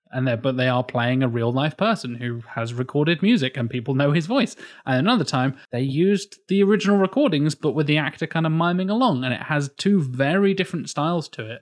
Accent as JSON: {"language": "English", "region": "England", "country": "United Kingdom", "said": "I'm English."}